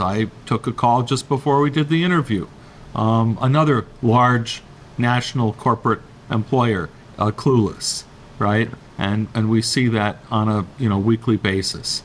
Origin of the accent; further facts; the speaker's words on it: New York, United States; moved away; I'm from New York